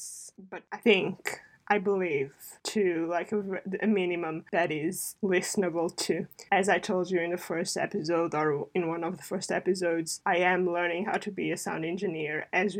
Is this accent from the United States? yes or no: no; Portugal; English is a second language; now in United Kingdom